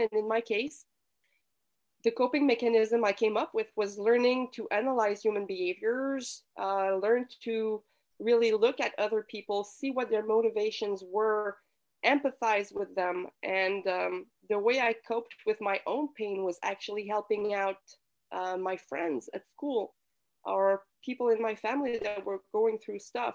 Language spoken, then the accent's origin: English; Quebec City, Quebec, Canada; I come from Quebec City, so I was raised in a typical French speaking Quebec family.